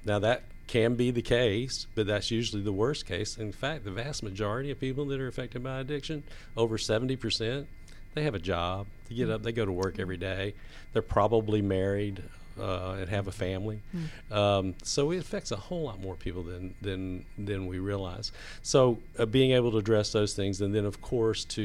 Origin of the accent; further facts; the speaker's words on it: Atlanta, Georgia, United States; And I was raised in the South. I'm actually an original Atlanta native